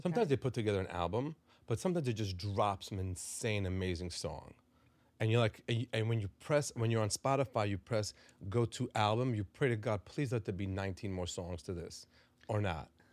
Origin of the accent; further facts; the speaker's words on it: Five Towns, New York, United States; also born or lived in Israel; I was born in Israel. I grew up in, in the five towns